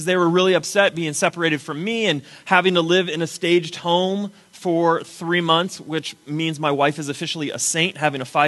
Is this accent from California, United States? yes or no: yes; Southern California, United States; moved away as an adult; now in Texas, United States; I am originally from Southern California